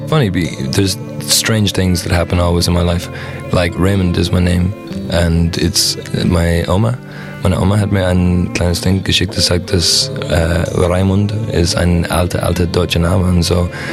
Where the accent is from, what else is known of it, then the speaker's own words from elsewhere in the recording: Ireland; German is a second language; moved away; ich komme aus Irland